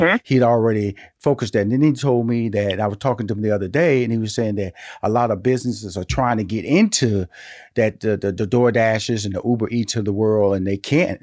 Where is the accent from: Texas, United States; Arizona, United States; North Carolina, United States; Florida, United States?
Texas, United States; Houston; now in Atlanta, United States; I'm from Houston, Texas. I'm living in Atlanta